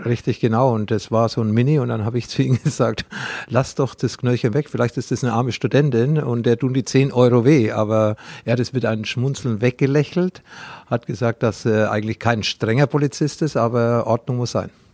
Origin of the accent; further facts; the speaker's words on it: Franconia, Bavaria, Germany; accent: Franconian dialect; wir in dem Bereich im Frankenland